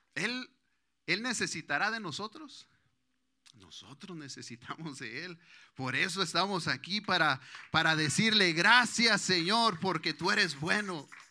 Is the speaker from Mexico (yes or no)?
yes; Mexico; now in United States; La mayoría creo que somos mexicanos